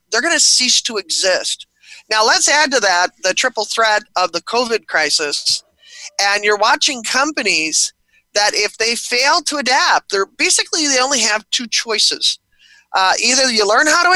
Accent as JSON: {"language": "English", "town": "Buffalo", "region": "New York", "country": "United States", "tie": "born or raised there", "said": "I was born and raised in Buffalo, New York"}